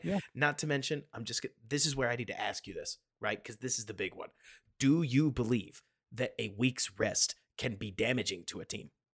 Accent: Dallas, Texas, United States; I'm from Dallas

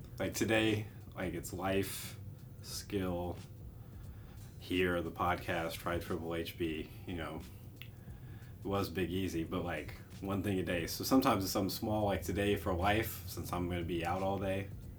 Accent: United States

